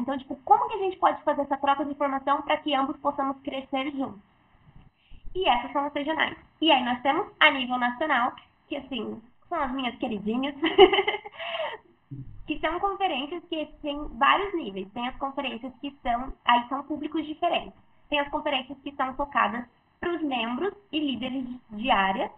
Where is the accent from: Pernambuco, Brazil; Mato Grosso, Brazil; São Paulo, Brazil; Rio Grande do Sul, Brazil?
São Paulo, Brazil; interior of; eu sou aqui do, interior de São Paulo